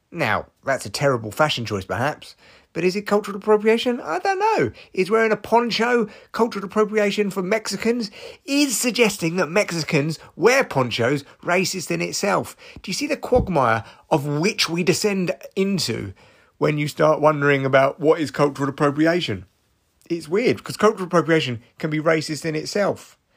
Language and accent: English; United Kingdom; I'm British